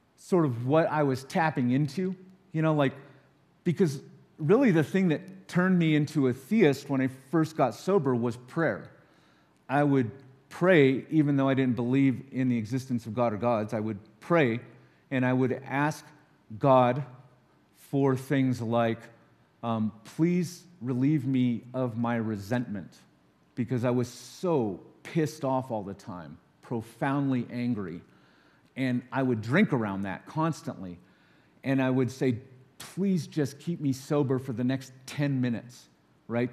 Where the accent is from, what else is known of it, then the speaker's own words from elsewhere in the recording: Los Alamos, New Mexico, United States; I grew up in Los Alamos